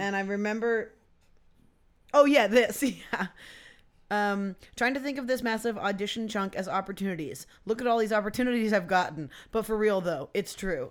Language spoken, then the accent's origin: English; Poulsbo, Washington, United States; I grew up in Polsbo